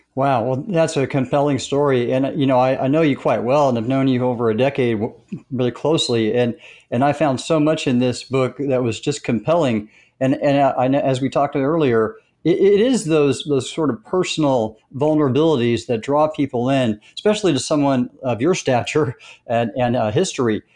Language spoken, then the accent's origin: English; Southern California, United States; when I grew up in Southern California